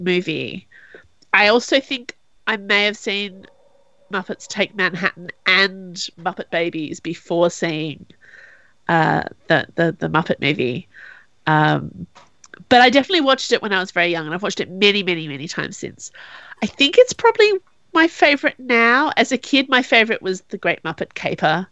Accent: Australia; as an Australian

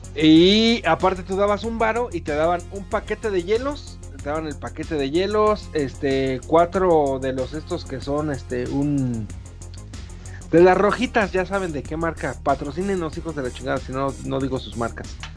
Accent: Mexico; como buen mexicano

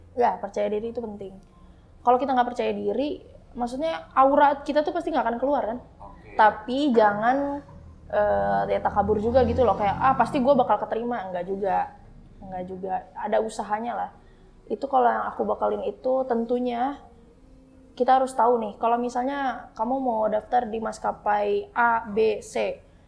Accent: Bogor, West Java, Indonesia; Tinggal di Bogor, lahir di Bogor, dibesarin di Bogor

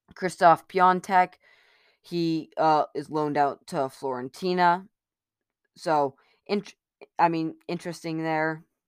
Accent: United States; I'm American

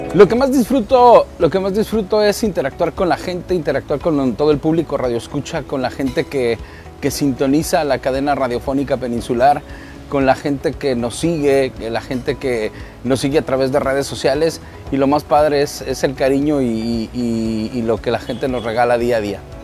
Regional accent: Guadalajara, Jalisco, Mexico; nací con esos, con esos orígenes, nací escuchando la banda en Guadalajara, Jalisco

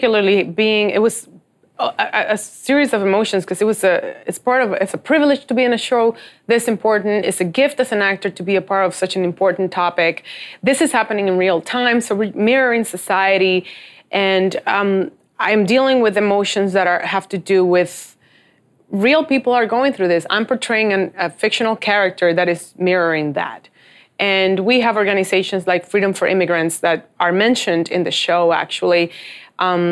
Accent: Dominican Republic; I'm from Dominican Republic

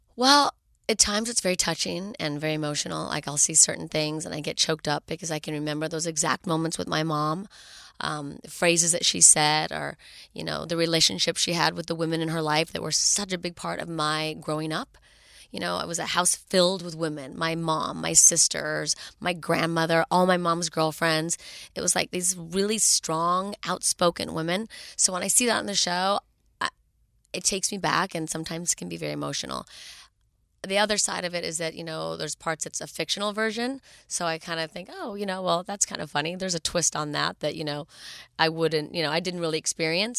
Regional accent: Los Angeles, California, United States; born and raised in Los Angeles

